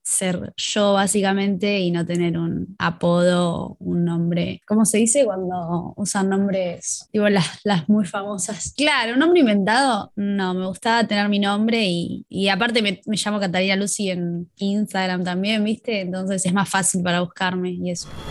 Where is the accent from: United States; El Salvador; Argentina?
Argentina; La Plata, Buenos Aires Province; Mi infancia en La Plata, una infancia bastante común